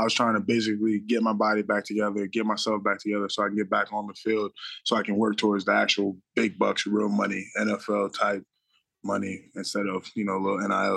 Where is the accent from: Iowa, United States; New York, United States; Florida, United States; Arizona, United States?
Florida, United States; Palm Beach Gardens; moved away as an adult; now in Maryland, United States; I'm from Palm Beach